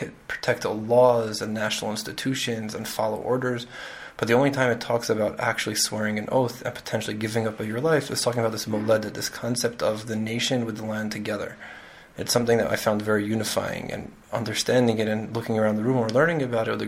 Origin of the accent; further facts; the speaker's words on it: New York City, New York, United States; moved away as an adult; now in Israel; I grew up in Queens in New York, and I made Aliyah right after high school